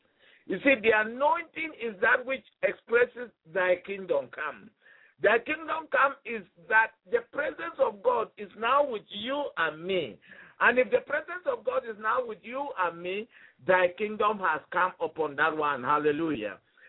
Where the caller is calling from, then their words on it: Kensington, Kansas, United States; And I'm talking from Kensington in Kansas, the U.S.